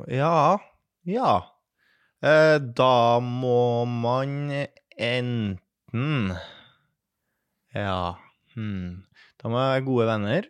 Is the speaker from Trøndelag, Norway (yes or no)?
yes; Trøndelag, Norway; jeg er trønder